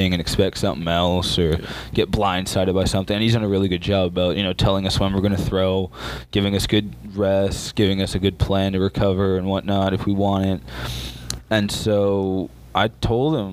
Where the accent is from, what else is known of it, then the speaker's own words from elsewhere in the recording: Scarborough, Ontario, Canada; moved away as an adult; also born or lived in Ajax, Ontario / Warner, Oklahoma; I was born in Scarborough, Ontario, Canada.